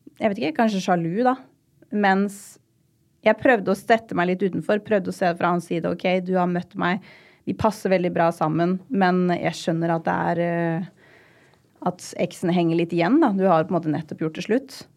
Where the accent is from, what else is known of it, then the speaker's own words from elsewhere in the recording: Rakkestad, Østfold, Norway; moved away; jeg hadde en fantastisk oppvekst i Rakstad